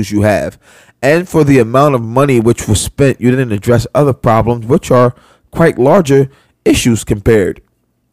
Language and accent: English; New York City, New York, United States; a lifelong New Yorker